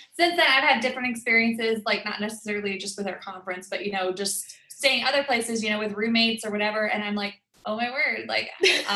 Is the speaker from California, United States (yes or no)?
no; Lancaster, Pennsylvania, United States; I am from Pennsylvania, Lancaster, Pennsylvania.